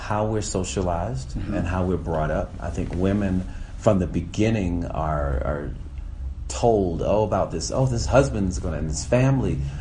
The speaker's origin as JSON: {"language": "English", "country": "United States"}